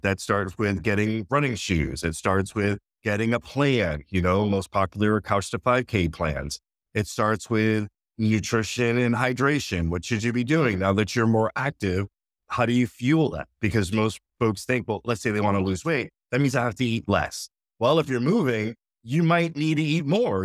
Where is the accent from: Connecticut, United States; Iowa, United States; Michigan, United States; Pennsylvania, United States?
Connecticut, United States; born and raised in Connecticut